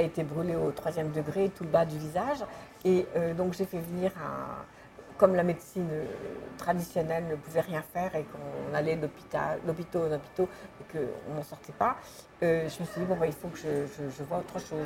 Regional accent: Sainte-Adresse, Normandy, France; je, suis née à Sainte-Adresse, sous les, ciels de, de Boudin

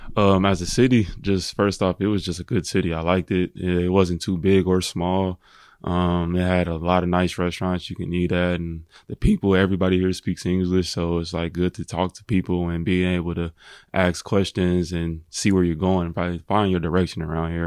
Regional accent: Indianapolis, Indiana, United States; I grew up in Indianapolis. I was born and raised there.

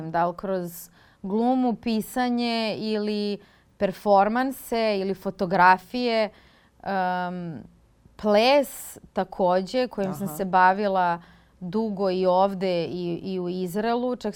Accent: Belgrade, Serbia; moved away as an adult; also born or lived in Israel; ja sam glumica iz Beograda

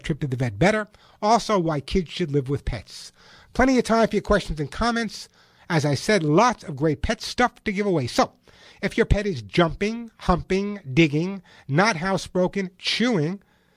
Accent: California, United States; my home state of California

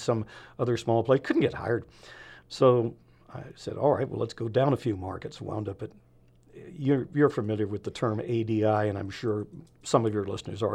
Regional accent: San Francisco, California, United States; born or raised there; moved away as an adult

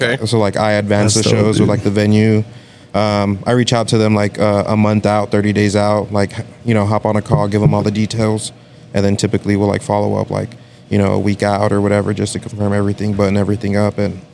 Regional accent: San Benito, Texas, United States; now in Harlingen, United States; I'm from here. I'm from San Benito.

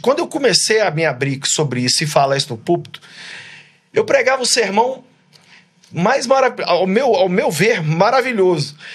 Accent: Brazil; moved away as an adult; now in United States; lá do meu país

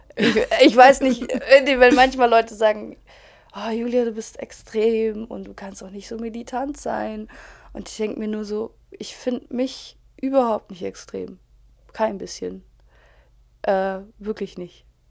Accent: Germany; als Deutsche

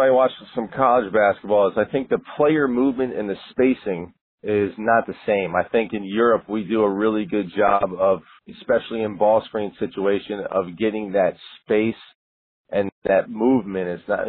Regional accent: United States; moved away; as an American coach and have been in the American, collegiate system

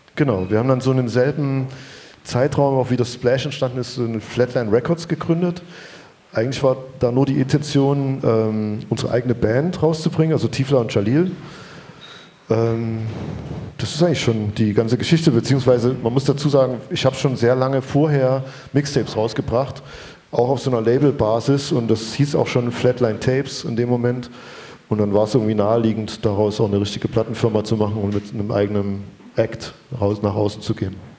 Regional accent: Chemnitz, Saxony, Germany; als Chemnitzer

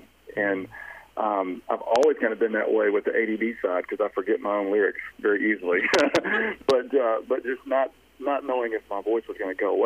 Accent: Georgia, United States; I'm from Georgia. We don't sound that bright when we talk.

